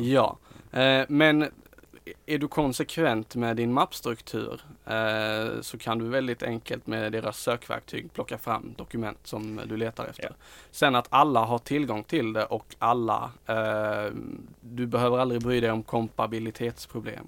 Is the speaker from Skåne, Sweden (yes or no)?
yes; Skåne, Sweden; vi är skåningar